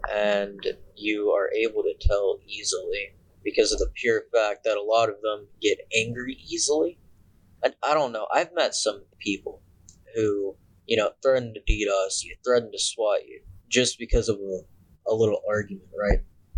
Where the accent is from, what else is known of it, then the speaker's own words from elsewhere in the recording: Batavia, Ohio, United States; I'm from Batavia, Ohio.